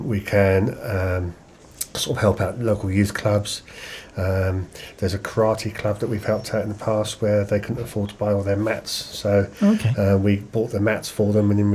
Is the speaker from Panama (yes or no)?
no; Canterbury, South East England, United Kingdom; also born or lived in Dorchester / Slough; We stayed there for 10 years and then we moved to Canterbury.